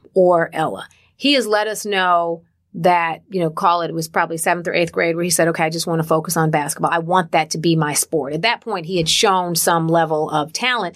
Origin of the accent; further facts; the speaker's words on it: Detroit, Michigan, United States; I grew up in Detroit, Michigan